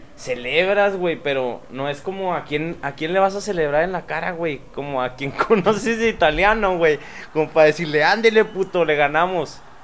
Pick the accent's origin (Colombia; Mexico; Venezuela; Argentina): Mexico; como mexicanos